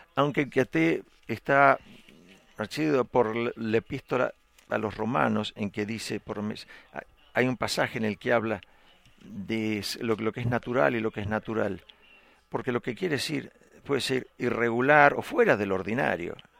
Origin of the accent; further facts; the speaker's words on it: Texas, United States; soy tejano, soy un texano